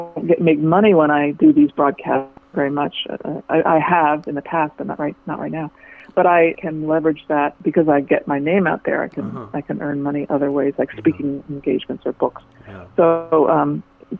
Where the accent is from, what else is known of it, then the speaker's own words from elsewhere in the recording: Washington, District of Columbia, United States; I grew up in Washington, D.C., and my father was a physician